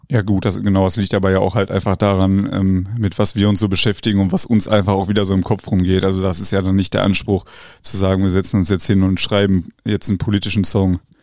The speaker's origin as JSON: {"language": "German", "town": "Wetter", "region": "North Rhine-Westphalia", "country": "Germany", "said": "ich komme ja ursprünglich aus Wetter"}